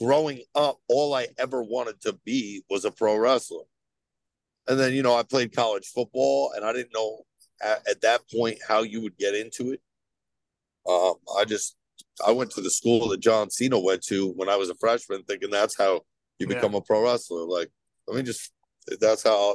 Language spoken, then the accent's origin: English; New Jersey, United States; I'm from New Jersey